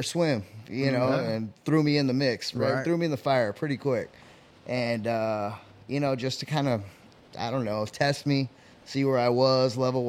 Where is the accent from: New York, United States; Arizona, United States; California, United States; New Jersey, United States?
Arizona, United States; Phoenix; I grew up here in Maryville, you know, 59th Avenue in Camelback is kind of, you know, where my parents still have a house.